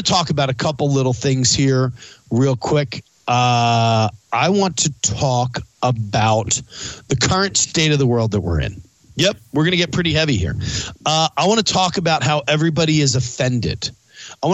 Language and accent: English; East Coast, United States; I grew up on the East Coast